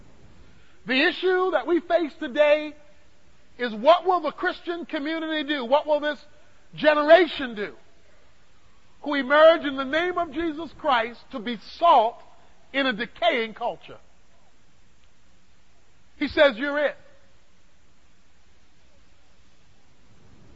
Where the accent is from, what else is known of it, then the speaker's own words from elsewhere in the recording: Dallas, Texas, United States; I'm from Dallas